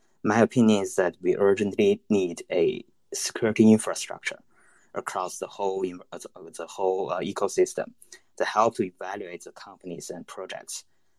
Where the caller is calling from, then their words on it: China; I'm connecting from mainland China. I think my connection might not be that stable.